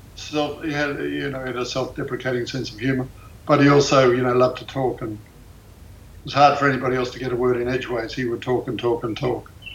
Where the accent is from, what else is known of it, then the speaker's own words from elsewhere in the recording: Australia; now in United States; I was born in Australia.